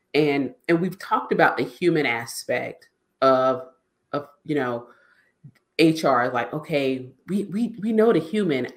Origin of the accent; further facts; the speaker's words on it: South Carolina, United States; I'm from South Carolina